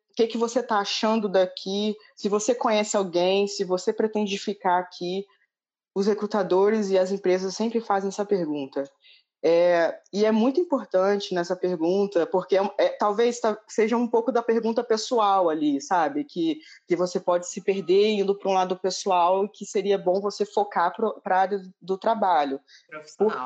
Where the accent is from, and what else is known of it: Rio de Janeiro, Brazil; now in Dublin, Ireland